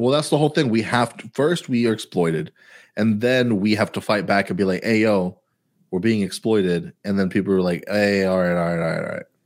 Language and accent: English; Houston, Texas, United States; I'm from Houston way more than you're from Houston